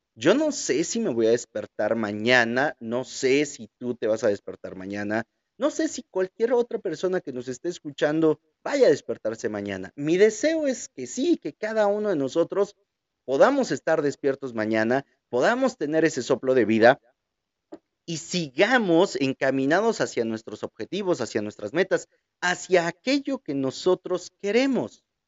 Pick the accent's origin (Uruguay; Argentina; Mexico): Mexico; Como buenos mexicanos